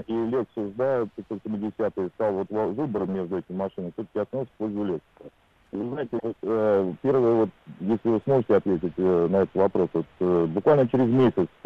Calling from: Saint Petersburg, Russia; я из Санкт-Петербурга.

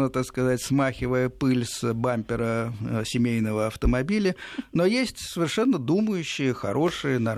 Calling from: Novosibirsk, Novosibirsk Oblast, Russia; Вас беспокоит далекий солнечный снежный город Новосибирск.

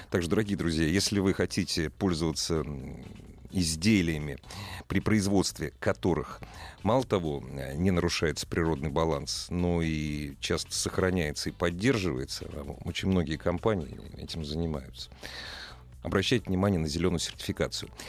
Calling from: Orsk, Orenburg Oblast, Russia; С города Орска, Оренбургская область.

